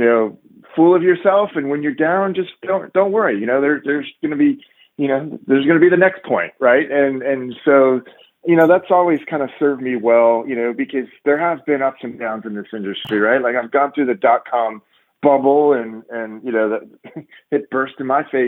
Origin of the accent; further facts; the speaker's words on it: San Diego, California, United States; growing up in San Diego, I played tennis there and used to play for hours